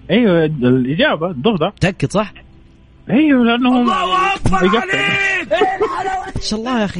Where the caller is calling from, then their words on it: Jeddah, Makkah Province, Saudi Arabia; من جدة